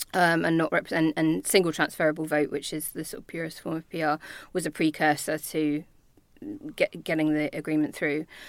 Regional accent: Northern Ireland, United Kingdom; accent: Belfast; moved away; When I was nine, we moved there because of my dad's job. And so I did my sort of secondary schooling there

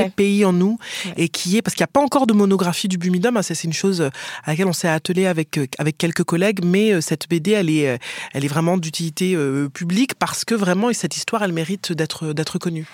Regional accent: Martinique; moved away; Je viens des Antilles

